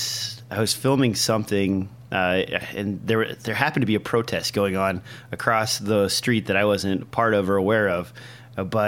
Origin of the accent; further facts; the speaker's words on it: Nebraska, United States; In my home state in Nebraska